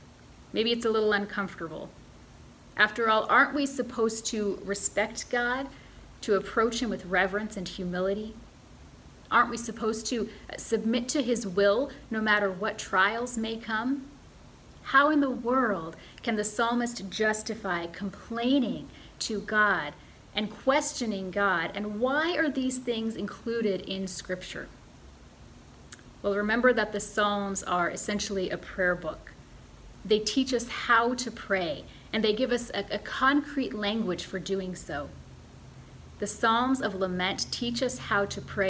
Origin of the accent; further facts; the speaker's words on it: Midwestern United States, United States; I'm from the Midwestern United States, where politeness is a strong cultural value.